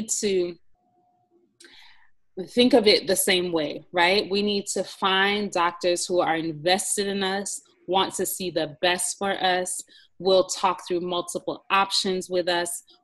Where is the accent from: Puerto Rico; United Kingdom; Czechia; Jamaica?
Jamaica; I'm from Jamaica